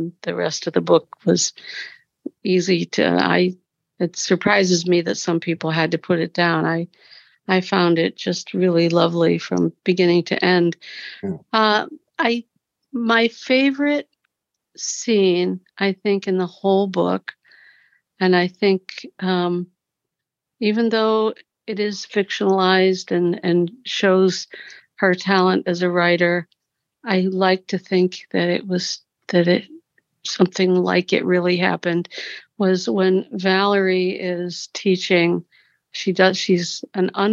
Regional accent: Cincinnati, Ohio, United States; I'm from Cincinnati

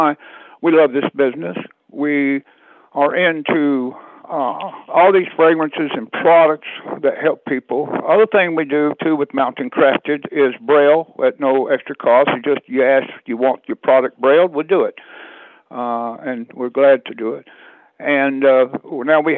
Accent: South Georgia, United States; born or raised there; moved away

